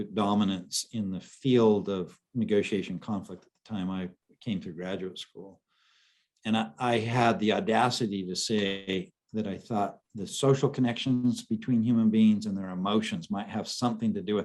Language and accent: English; Idaho, United States; moved away as an adult; we went back to my home state of Idaho